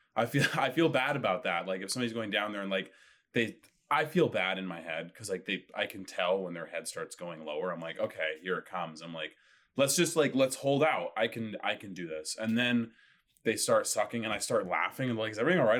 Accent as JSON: {"language": "English", "town": "Winnipeg", "region": "Manitoba", "country": "Canada", "moved": "yes", "lives_now": "Toronto, Canada", "said": "Originally from Winnipeg, Manitoba"}